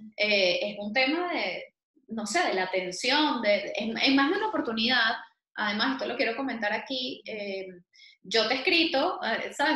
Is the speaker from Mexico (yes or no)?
no; Venezuela; now in Madrid, Spain; somos muchísimos los venezolanos en España